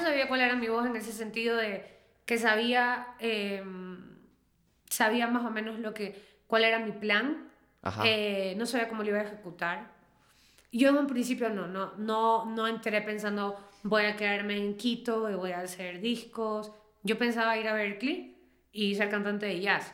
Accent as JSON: {"language": "Spanish", "country": "Peru", "first_language": "Spanish", "said": "como nosotros, Perú"}